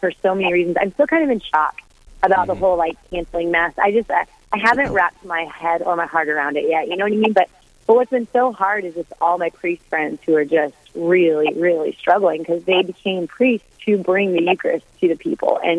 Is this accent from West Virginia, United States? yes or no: no; Atchison, Kansas, United States; I'm from Atchison, Kansas, so I'm down here in Atchison, and I live across the street from Benedictine College.